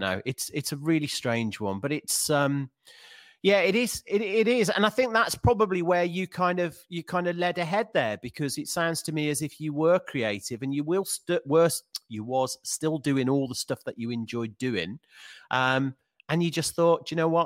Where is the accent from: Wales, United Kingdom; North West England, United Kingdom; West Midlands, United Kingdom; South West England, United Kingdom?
West Midlands, United Kingdom; Birmingham; Birmingham, my hometown